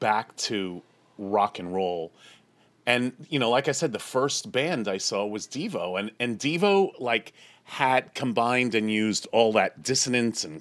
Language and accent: English; New York, United States; I grew up in New York